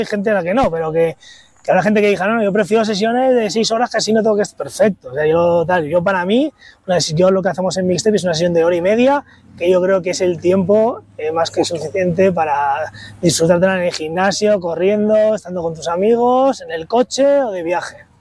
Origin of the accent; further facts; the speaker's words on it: Santander, Cantabria, Spain; now in Madrid, Spain; Yo soy de Santander y en Santander eh, no había Zara y estas cosas